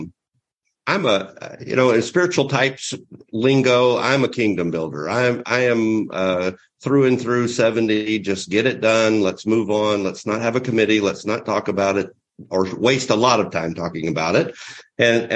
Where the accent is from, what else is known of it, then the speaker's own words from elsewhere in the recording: the South, United States; I grew up in the South, and our church was taboo, and all of my friends were Southern Baptists.